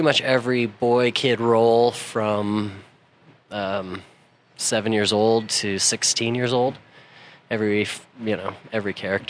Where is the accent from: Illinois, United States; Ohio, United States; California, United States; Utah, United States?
Utah, United States; Salt Lake City; born or raised there; also born or lived in Albuquerque, New Mexico / Belgium